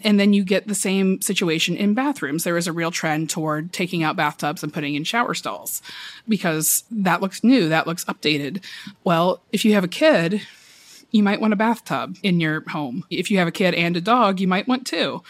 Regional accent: the South, United States; now in Brooklyn, United States; I am from the South originally

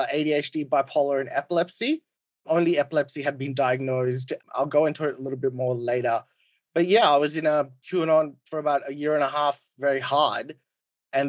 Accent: Australia; I'm Australian.

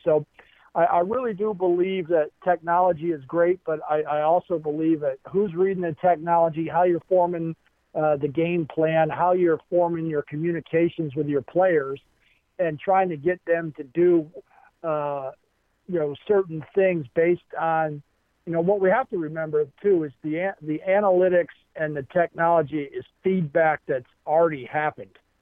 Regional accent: Baltimore, Maryland, United States; growing up in Baltimore, Maryland

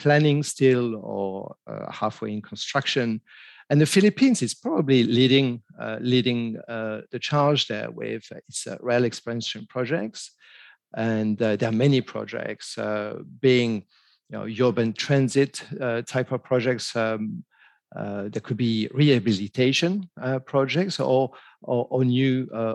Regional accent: France; moved away as an adult; now in Kuala Lumpur, Malaysia; I'm French, born and bred in France, but I've been living in this region for 16 years. And I made Kuala Lumpur, Malaysia, my home.

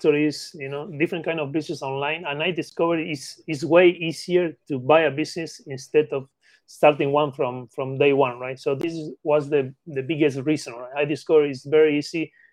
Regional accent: Patagonia, Argentina; English is a second language; now in United Kingdom; as you can catch my accent, I'm not an English native. I born in Argentina, Patagonia. And then I moved to the UK.

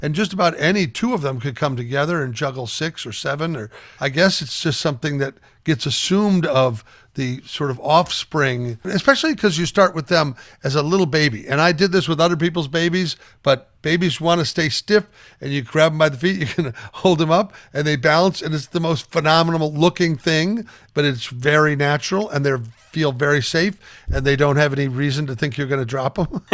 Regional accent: Omaha, Nebraska, United States; I grew up in Omaha, Nebraska

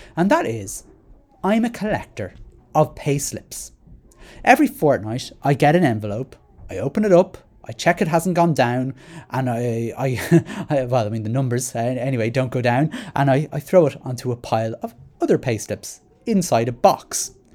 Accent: Dublin, Leinster, Ireland; I'm from Rat Mines, I still rented a flat in Rat Mines.

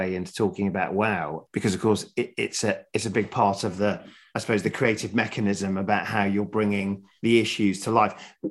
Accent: Sheffield, Yorkshire and the Humber, United Kingdom; I'm from Sheffield

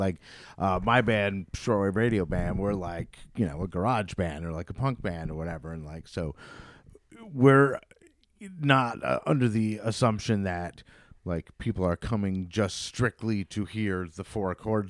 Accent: Vermont, United States; also born or lived in Troy, New York; now in Saratoga, United States; I'm from Vermont originally, but 20 something years ago, or maybe 20 years ago, I moved to Troy, and I lived in Troy for like 10 or so years before moving to Saratoga

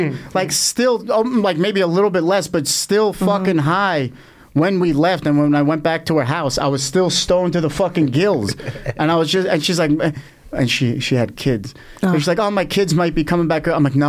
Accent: Bayonne, New Jersey, United States; I'm from fucking Bayonne, New Jersey. That shithole. That's even worse than Long Island.

